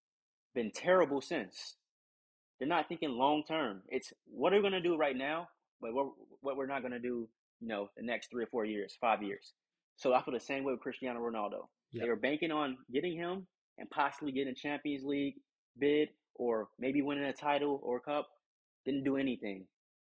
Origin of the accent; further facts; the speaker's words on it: United States; this is me speaking as American